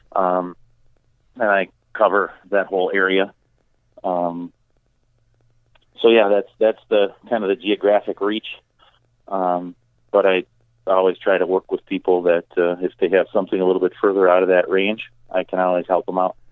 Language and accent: English; Two Rivers, Wisconsin, United States; also born or lived in Milwaukee, Wisconsin; now in Beaver Dam, United States; my hometown of Two Rivers. And yes, I said Two Rivers, not Trivers. Um, it took me a long time to get rid